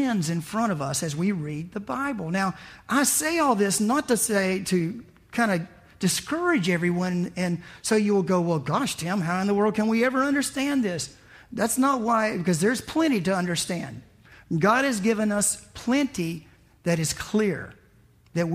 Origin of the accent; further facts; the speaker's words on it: the South, United States; I was raised in the South.